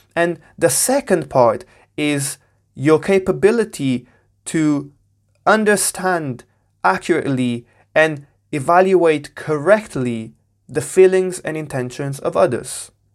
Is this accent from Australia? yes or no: no; Portugal; now in United Kingdom; I was born and raised in Portugal. I'm currently based in the U K.